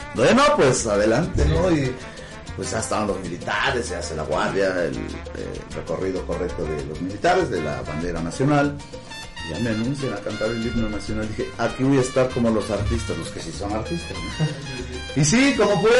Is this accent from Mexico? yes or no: yes; Huamantla, Tlaxcala, Mexico; yo soy nativo, nacido aquí en Guamantla